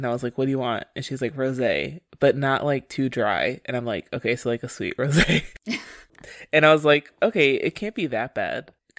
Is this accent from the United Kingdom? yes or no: no; Maryland, United States; Y'all, I'm … from Maryland, y'all.